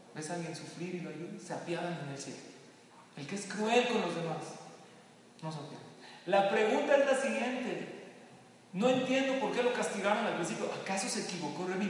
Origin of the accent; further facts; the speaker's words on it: Mexico; also born or lived in Lakewood, New Jersey; a los mexicanos nos encanta